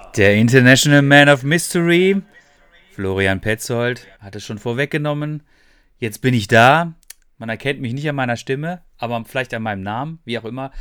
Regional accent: Freiburg, Baden-Württemberg, Germany; moved away as an adult; now in Ruhr area, Germany; das Freiburg, ähm, das ist ja meine Heimatstadt und ich habe da lange Jahre lang gelebt

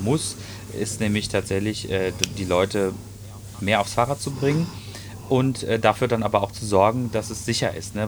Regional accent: Ruhr area, North Rhine-Westphalia, Germany; hier bei uns im Ruhrgebiet

